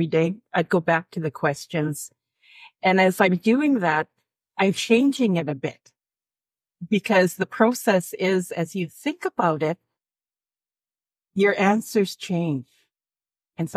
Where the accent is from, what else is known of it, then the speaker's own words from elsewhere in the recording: Alberta, Canada; I'm from Alberta